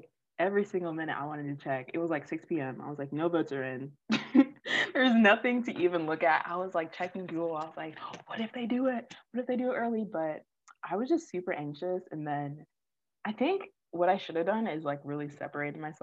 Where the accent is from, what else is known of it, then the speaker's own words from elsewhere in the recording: Orlando, Florida, United States; I'm from Orlando